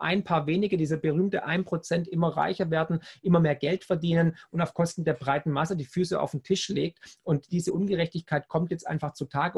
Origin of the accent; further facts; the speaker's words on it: Swabia, Baden-Württemberg, Germany; accent: Swabian; also born or lived in United States; ich bin ja Schwabe, wie du hörst